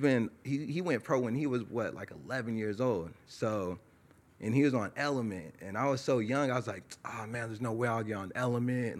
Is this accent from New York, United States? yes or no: no; Tehachapi, California, United States; also born or lived in Lancaster, California; I was born in Lancaster, California. I grew up in a small town called Tehachapi, California